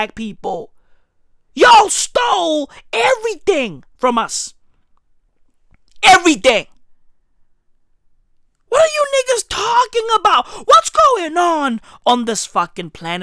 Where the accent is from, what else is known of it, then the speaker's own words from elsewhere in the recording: Johannesburg, Gauteng, South Africa; I'm from Johannesburg. I'm recording this shit in Johannesburg, South Africa